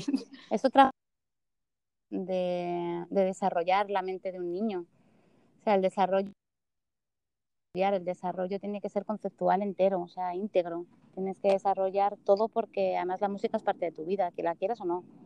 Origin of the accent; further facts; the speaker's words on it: Spain; now in United States; adoro España y, mi tierra